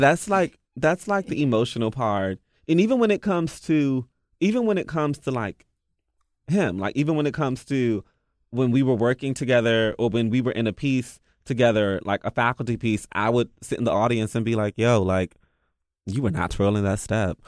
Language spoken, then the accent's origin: English; Washington, District of Columbia, United States; I'm from the D, I'm D M V, so we're just really, like, blunt